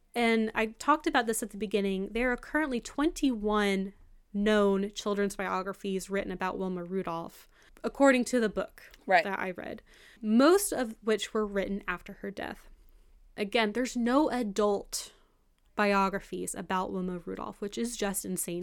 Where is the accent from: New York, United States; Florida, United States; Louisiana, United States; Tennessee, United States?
Tennessee, United States; McMinn County, East; McMinn County where we're from